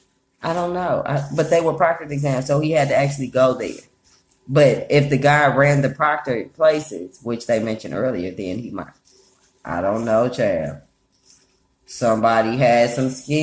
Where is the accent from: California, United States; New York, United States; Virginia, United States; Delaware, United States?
California, United States; Oakland; moved away; I grew up in Oakland, so UC Berkeley is right next door